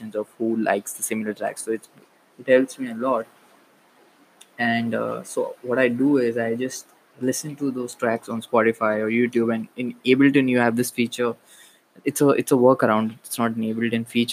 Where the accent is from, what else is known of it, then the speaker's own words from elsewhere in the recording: Maharashtrian community, Maharashtra, India; I was born in India. I was raised in a Maharashtrian community. I still stay in a Maharashtrian community.